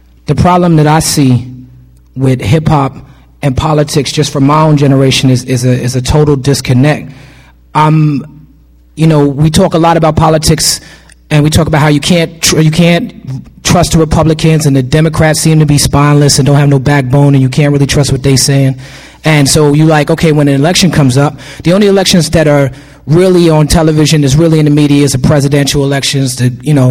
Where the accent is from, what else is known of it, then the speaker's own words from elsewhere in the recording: New York City, New York, United States; I'm from New York City.